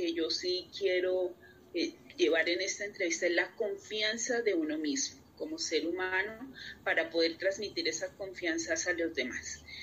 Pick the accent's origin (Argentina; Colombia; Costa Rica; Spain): Colombia; como colombiana y latinoamericana